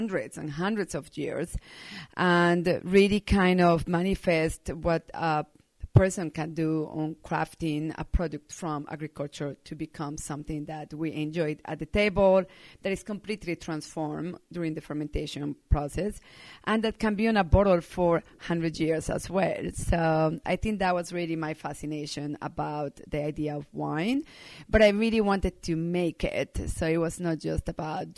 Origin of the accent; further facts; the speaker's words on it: Medellín, Antioquia, Colombia; also born or lived in Bordeaux, France; now in Sonoma County, United States; I was born and raised in Medellin, Colombia